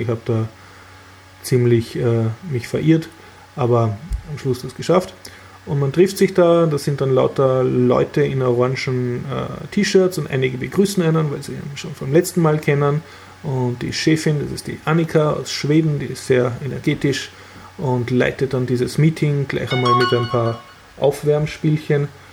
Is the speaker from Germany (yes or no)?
no; Austria; als Österreicher